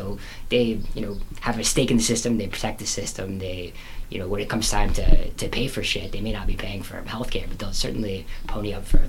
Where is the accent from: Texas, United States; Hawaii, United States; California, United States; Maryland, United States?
Texas, United States; I come from Texas